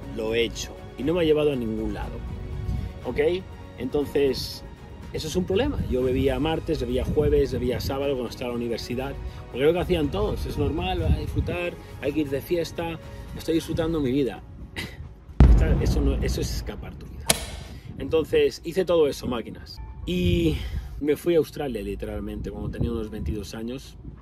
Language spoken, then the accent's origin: Spanish; Community of Madrid, Spain; soy español, nací en España, en Madrid, en un, pequeño municipio del norte de Madrid.